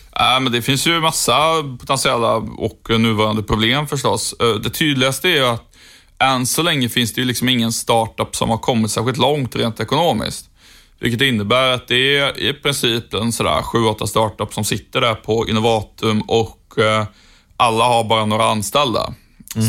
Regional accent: Sjuntorp, Västra Götaland, Sweden; moved away; Sjuntorp där jag kommer ifrån ligger i Trollhättans kommun, så Trollhättan är ju på sätt och vis min gamla hemstad

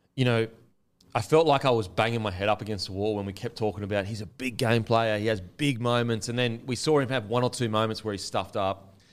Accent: Queensland, Australia; I'm a Queenslander

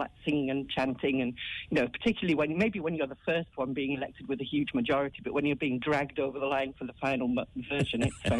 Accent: England, United Kingdom; now in Ireland; I'm an English woman

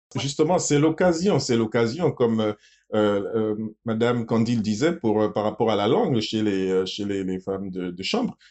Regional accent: Gabon; Chez nous, au Gabon

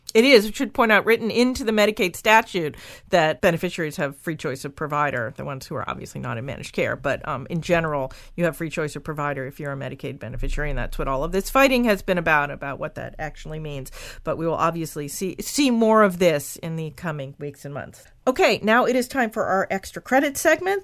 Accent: Maryland, United States; my home state of Maryland

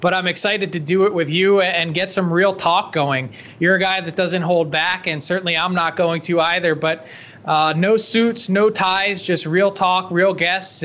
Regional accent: outside of Philly, Pennsylvania, United States; I actually grew up outside of Philly, not far from a farm

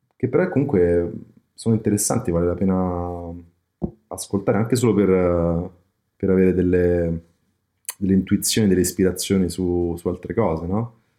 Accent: Rome, Lazio, Italy; da romano

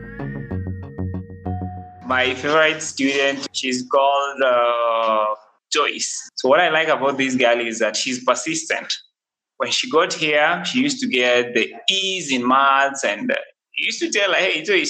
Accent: Nairobi, Kenya; I'm one person who grew up in the slums, studying in the slums, and I'm still in the slums

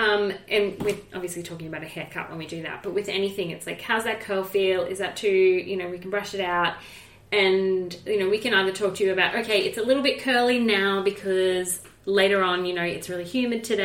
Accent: Australia; as an Australian professional

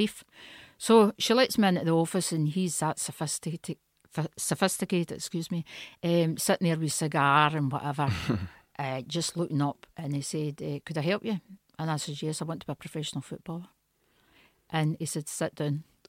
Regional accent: Stewarton, Scotland, United Kingdom; moved away as an adult; also born or lived in Italy; I was born in Stewarton, a wee village in Ayrshire near Kilmarnock.

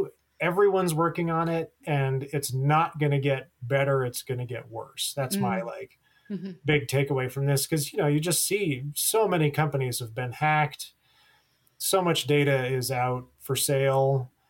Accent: New Mexico, United States; I'm from New Mexico.

